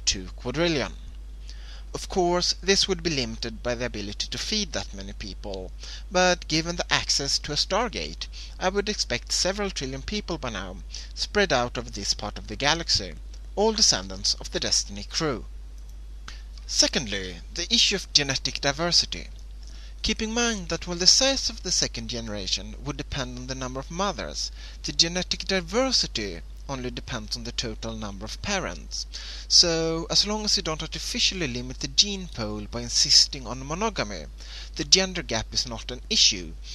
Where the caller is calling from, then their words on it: Sweden; I'm calling from Sweden